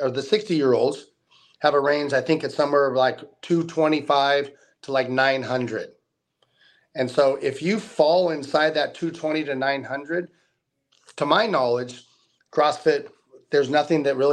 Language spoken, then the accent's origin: English; South Lake Tahoe, California, United States; also born or lived in Las Vegas; I'm from South Tahoe High School